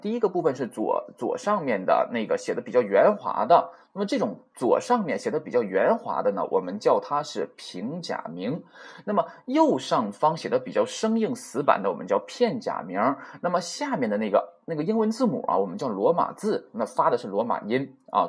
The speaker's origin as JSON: {"language": "Chinese", "country": "China", "said": "不会像我们中国人说话是吧？口型比较大啊"}